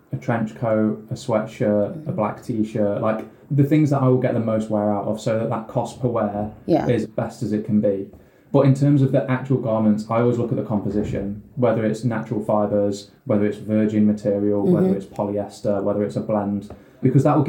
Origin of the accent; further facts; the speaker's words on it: Derbyshire, East Midlands, United Kingdom; I'm from Derbyshire